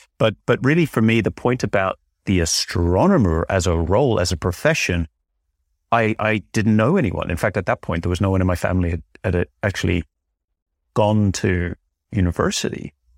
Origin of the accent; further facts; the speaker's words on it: Northern Ireland, United Kingdom; Well, I grew up in Northern Ireland, which maybe, I don't know how obvious that is from my accent these days